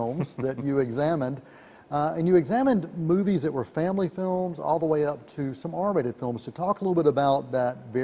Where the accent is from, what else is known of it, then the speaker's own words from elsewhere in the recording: Eastern North Carolina, United States; I grew up in Eastern North Carolina.